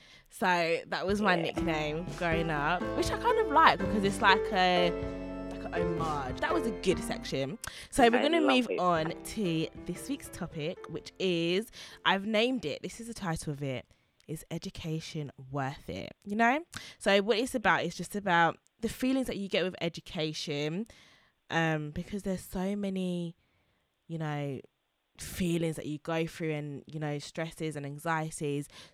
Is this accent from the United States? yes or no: no; Harlow, East of England, United Kingdom; I'm an Essex babe.